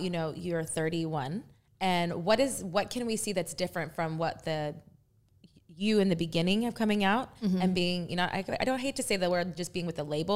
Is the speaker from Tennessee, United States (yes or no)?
no; Texas, United States; I'm from Texas